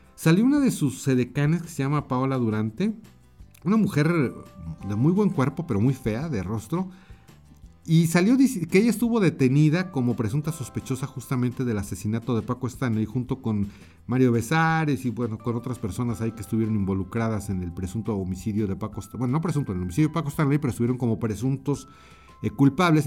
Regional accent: Mexico; also born or lived in Mexico City; aquí en mi país, en México, yo estoy en la Ciudad de México

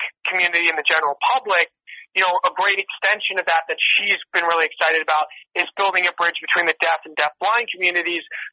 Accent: New York, United States; now in Los Angeles, United States; I'm from New York, I live in L.A. now

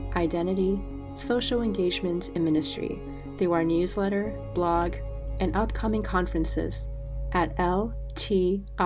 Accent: New Jersey, United States; I'm from New Jersey

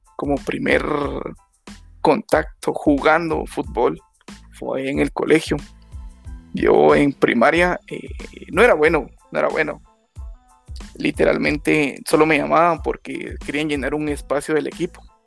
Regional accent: Guatemala; nosotros como guatemaltecos

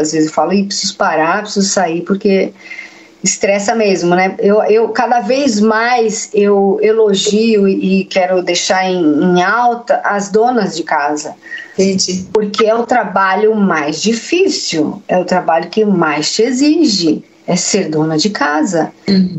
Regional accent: São Paulo, Brazil; Eu sou da Vila Sônia, que é um bairro de São Paulo. Cresci ali

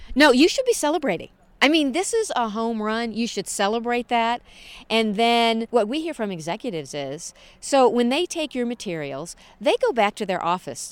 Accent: St. Louis, Missouri, United States; moved away; I'm from the Midwest, from Saint Louis, right in the middle of the United States

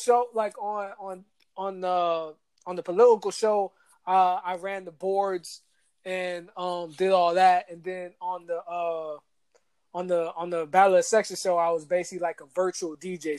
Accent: Atlanta, Georgia, United States; moved away as an adult; also born or lived in Washington, D.C.; growing up in Atlanta

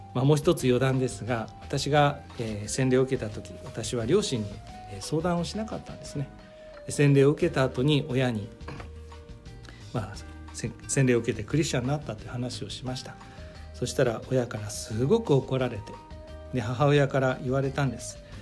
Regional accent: Yokohama, Kanagawa, Japan; 出身は横浜、えー、関東の出身

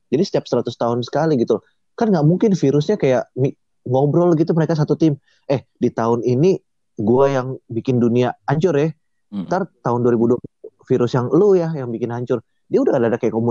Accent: Manado, North Sulawesi, Indonesia; misalnya dari daerah asal gue ya Manado udah itu manusia-manusia di sana tuh udah bertahun-tahun makan kelelawar coy

